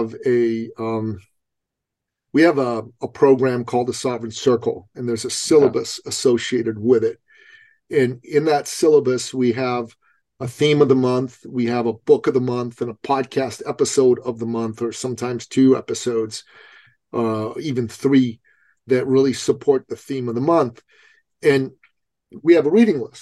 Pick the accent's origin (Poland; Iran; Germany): Iran; moved away; I come from a traditional society. I come from Iran